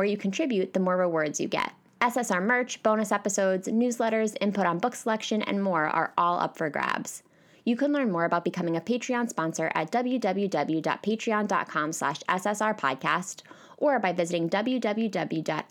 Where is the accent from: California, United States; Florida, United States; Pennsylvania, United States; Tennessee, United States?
Pennsylvania, United States; now in New York, United States; I'm moving back to my home state of Pennsylvania in 3 days